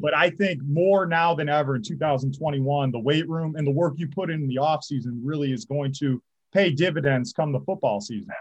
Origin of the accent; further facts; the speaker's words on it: St. Clair Shores, Michigan, United States; I'm originally from St. Clair Shores, Michigan. Once upon a time, I graduated Lakeshore High School